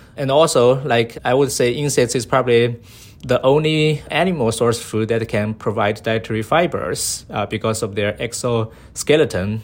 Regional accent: Sichuan, China; moved away; when I grew up as a kid, I was from China, so My hometown is, uh, Sichuan province, uh, in the southwest of, uh, China.

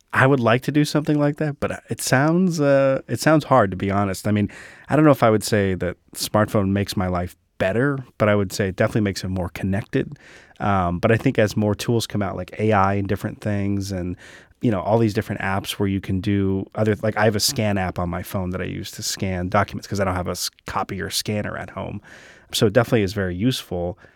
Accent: Sacramento, California, United States; now in San Diego, United States; growing up in Sacramento

